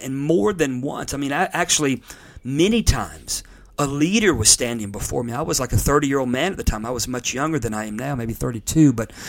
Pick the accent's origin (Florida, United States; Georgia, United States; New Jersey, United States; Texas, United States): Florida, United States; Pensacola; Pensacola, Florida, my hometown.